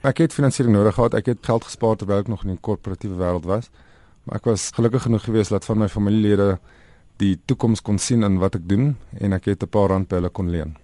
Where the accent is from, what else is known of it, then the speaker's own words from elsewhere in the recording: South Africa; ons as Suid-Afrikaners